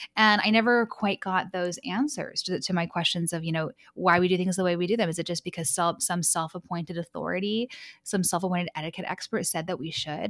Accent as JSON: {"language": "English", "town": "Vancouver", "region": "British Columbia", "country": "Canada", "tie": "born or raised there", "also_born_or_lived": "Los Angeles, United States", "said": "I'm from Los Angeles, but raised in Vancouver, Canada"}